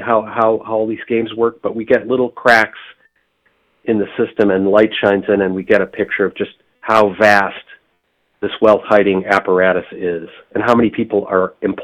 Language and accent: English; Michigan, United States; now in Boston, United States; I grew up in Michigan